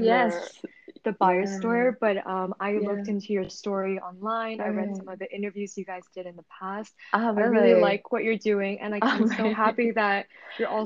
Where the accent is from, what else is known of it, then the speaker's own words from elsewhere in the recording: Seattle, Washington, United States; I grew up in Seattle